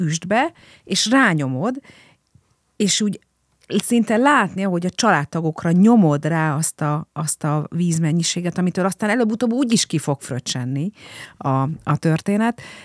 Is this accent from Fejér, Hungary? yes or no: no; Budapest, Hungary; Én budafoki vagyok